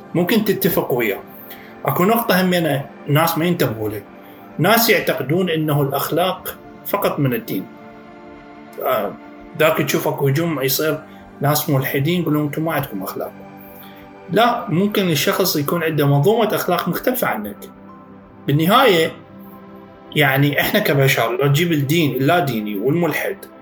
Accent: Iraq; عندنا بالعراق

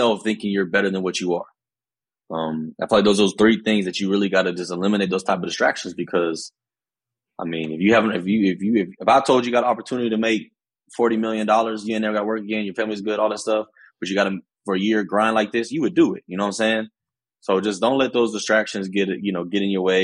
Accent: Norman, Oklahoma, United States; Growing up in Norman, growing up biracial

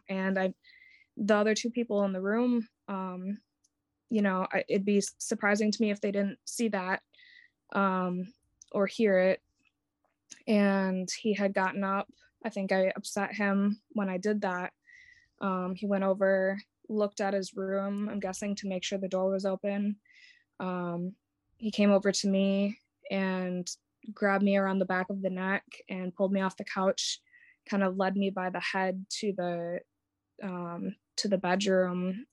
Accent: Wisconsin, United States; moved away as an adult; now in Jacksonville, United States; I'd been raised, born and raised in Wisconsin

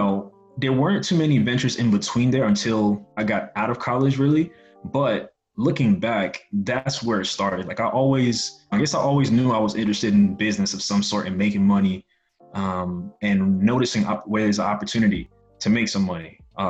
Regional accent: New York City, New York, United States; I grew up in Brooklyn, New York. Both of my parents came to New York from Haiti

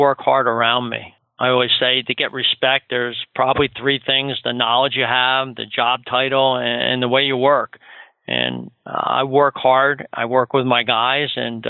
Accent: Chatham, New Jersey, United States; I grew up outside of New York in one of those suburbs of Chatham, New Jersey.

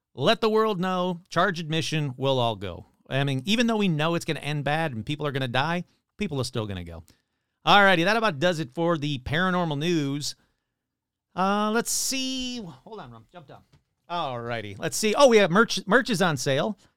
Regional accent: Michigan, United States; my hometown of Michigan, my home state of Michigan

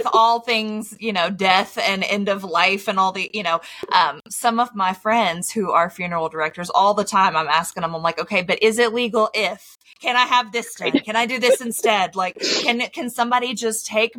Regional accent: Tennessee, United States; I'm from Tennessee.

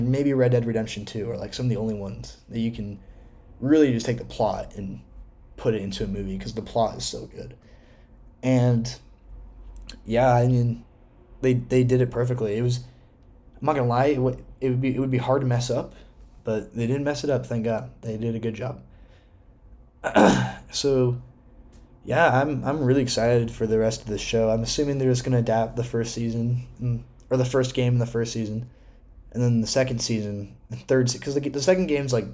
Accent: Washington, United States; Seattle, my home state

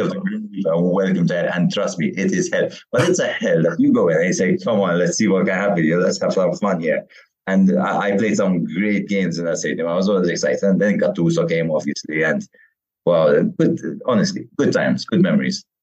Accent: Malta; also born or lived in Kingston, England / Weybridge, Surrey, England / Qormi, Malta; I moved back here when I was around five years old

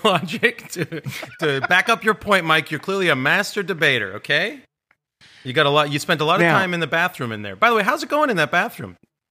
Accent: Canada; I'm a Canadian celebrity.

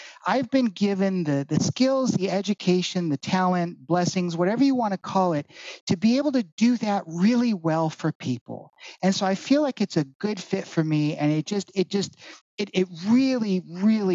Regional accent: Northern California, United States; moved away as an adult; also born or lived in Honolulu, Hawaii; now in Orlando, United States; I grew up in Northern California. I was actually born in Honolulu. My dad was in the Navy and he was stationed out there. And we moved from Hawaii out to Northern California. So that's where I grew up

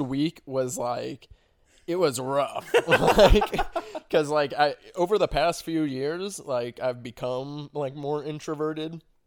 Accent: Arnold, Missouri, United States; also born or lived in Springfield, Missouri; Arnold is, I'd say, hometown just 'cause that's where I spent the most time

